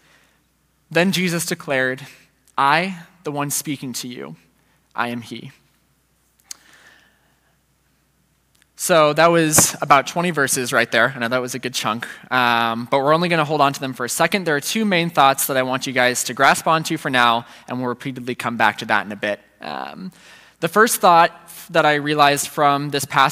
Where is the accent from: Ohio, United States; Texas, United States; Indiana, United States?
Ohio, United States; Centerville; moved away as an adult; I grew up in the Centerville, and I went to Centerville City Schools growing up.